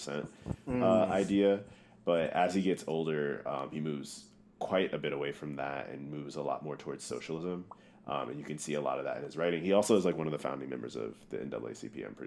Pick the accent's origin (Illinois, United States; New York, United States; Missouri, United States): Missouri, United States; Growing up in Missouri, it's very segregated.